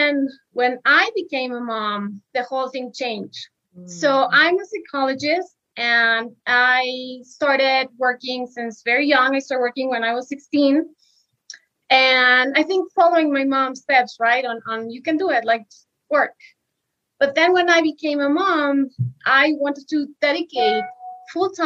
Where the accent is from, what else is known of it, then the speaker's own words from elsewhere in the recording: Mexico City, Mexico; moved away as an adult; I am from Mexico City. I just came back to Mexico after living almost 12 years abroad